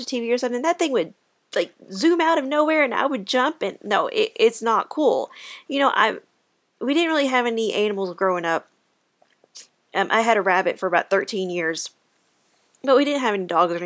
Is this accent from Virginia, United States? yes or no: no; Kentucky, United States; I am from Kentucky